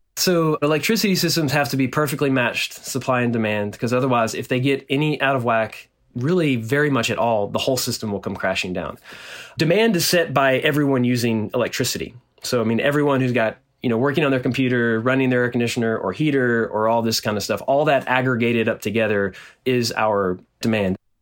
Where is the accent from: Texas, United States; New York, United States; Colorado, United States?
Texas, United States; Nacogdoches; now in Austin, United States; in my hometown in, in Nacogdoches, Texas, which is a small town in East Texas